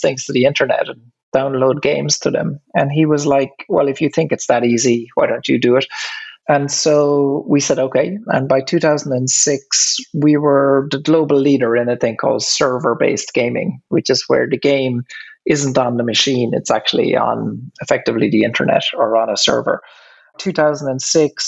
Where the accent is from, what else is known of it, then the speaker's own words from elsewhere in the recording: Ireland; accent: Irish; You can probably hear from my accent that I'm Irish. When I grew up, I guess I grew up on a farm